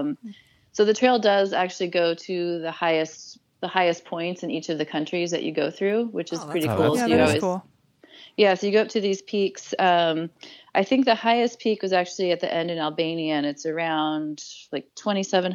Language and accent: English; United States; it probably helps being American in a lot of these countries